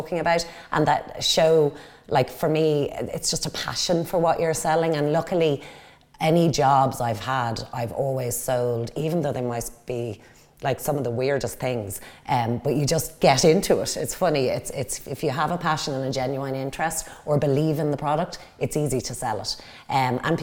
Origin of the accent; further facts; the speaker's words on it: Dublin, Leinster, Ireland; moved away as an adult; now in Wicklow, Ireland; I grew up in Dublin, so born and raised in Dublin. I live in Wicklow now